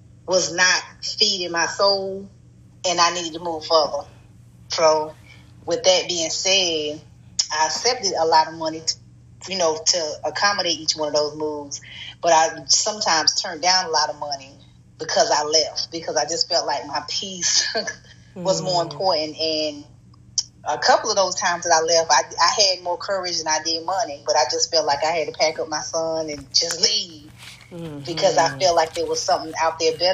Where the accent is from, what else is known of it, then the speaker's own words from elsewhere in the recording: North Carolina, United States; moved away as an adult; also born or lived in Montgomery, Alabama / Chicago; I'm originally from North Carolina